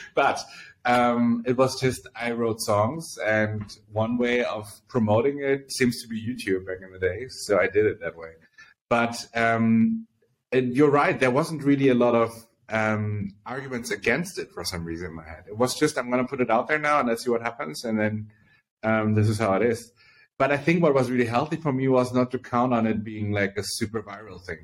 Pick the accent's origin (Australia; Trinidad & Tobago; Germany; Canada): Germany; Berlin; I was born in Berlin, Germany, and grew up here